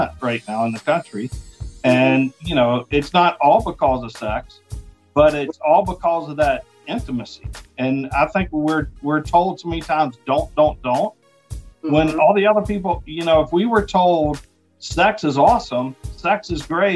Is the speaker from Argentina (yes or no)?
no; the South, United States; I'm from the South, the Bible Belt